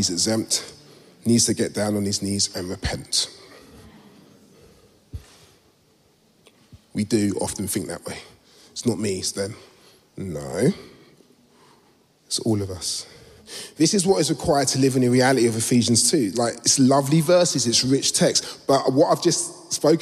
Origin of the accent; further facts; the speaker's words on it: London, United Kingdom; I was born in Southeast London a few years ago, and Peckham's changed